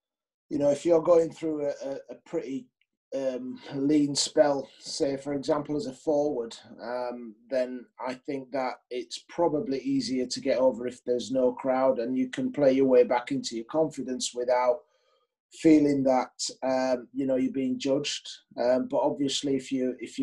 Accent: Leeds, Yorkshire and the Humber, United Kingdom; I grew up in Chapel Town. My parents came from the West Indies, and I had a fantastic childhood there.

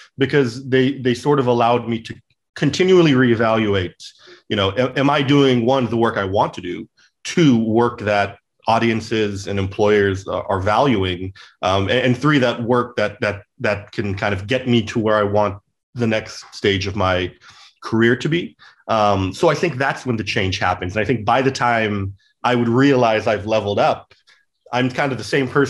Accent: California, United States; also born or lived in St. Louis; I grew up in California

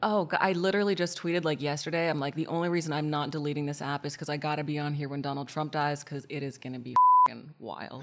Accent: Portland, Oregon, United States; I'm from Portland, Oregon

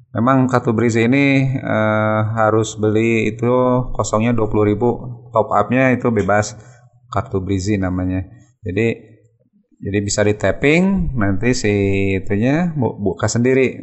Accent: Sukabumi, West Java, Indonesia; now in Bandung, Indonesia; lahir di Sukabumi tanggal 17 Juni 1971

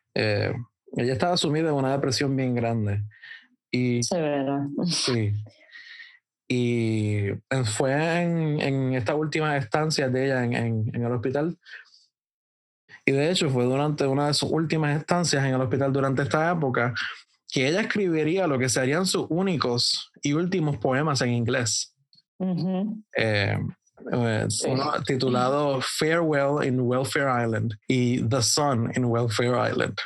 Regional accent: Puerto Rico; nuestra identidad como puertorriqueños, de nuestra resiliencia como puertorriqueños

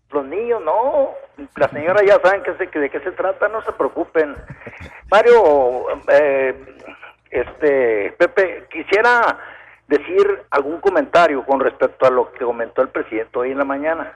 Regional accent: Camargo, Chihuahua, Mexico; yo soy de Camargo, Chihuahua

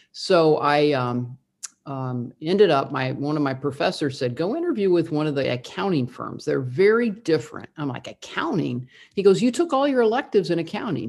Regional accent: Indiana, United States; I grew up in the Midwest, I grew up in Indiana

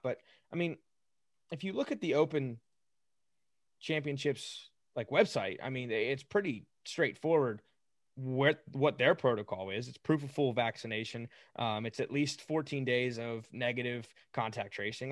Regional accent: United States; We're obviously from the United States, born and raised

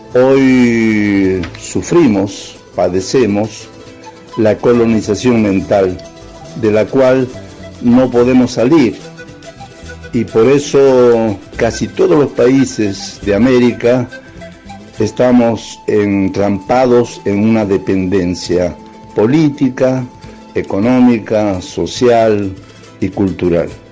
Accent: Bolivia; now in Argentina; soy boliviano por el país en que nací y también soy un argentino por el país que adopté

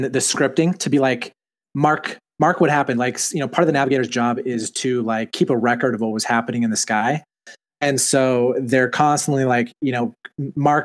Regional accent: Utah, United States; I'm from Utah, and Utah's English is probably the most vanilla English on planet Earth

